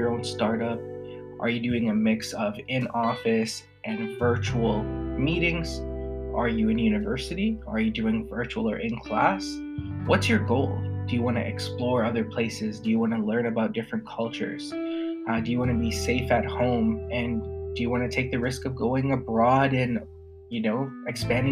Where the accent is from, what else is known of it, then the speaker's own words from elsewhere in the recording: Canada; I'm in Canada, I'm Canadian